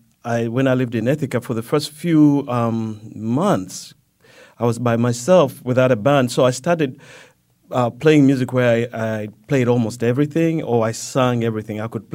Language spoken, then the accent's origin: English; Uganda; it goes back to growing up in Uganda where we lived right next to a big forest. My grandfather had a house right next to a big forest